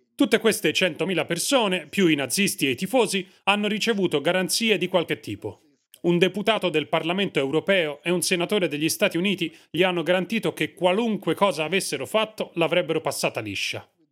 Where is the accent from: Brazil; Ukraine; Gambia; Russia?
Ukraine; Western Ukraine; Io vengo dall'Ucraina occidentale.